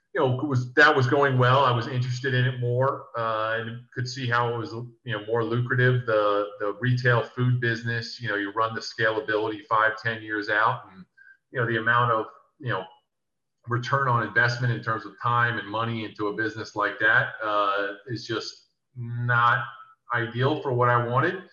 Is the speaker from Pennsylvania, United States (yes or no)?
no; New Jersey, United States; also born or lived in New York; now in Philadelphia, United States; where I grew up in South Jersey is 15 minutes away from Philly, so I'm say I'm from Philly